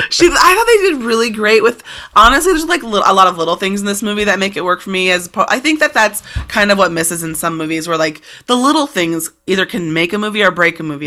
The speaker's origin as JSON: {"language": "English", "country": "United States", "said": "as an American"}